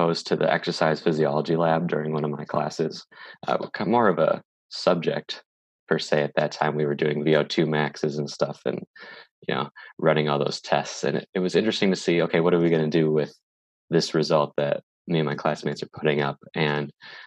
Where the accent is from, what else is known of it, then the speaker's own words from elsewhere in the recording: Green Bay, Wisconsin, United States; moved away; we were both born in Green Bay and lived around the same area